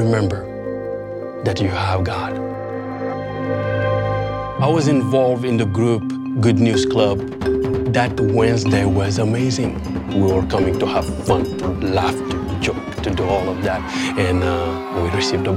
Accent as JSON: {"language": "English", "country": "Senegal", "tie": "born or raised there", "said": "I'm from Senegal. 95% of people where I grow up are not Christian."}